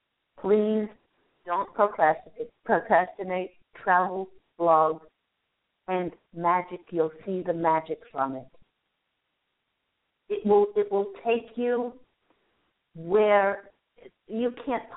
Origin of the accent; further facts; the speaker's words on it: Virginia, United States; moved away; Virginia, where I spent a lot of my youth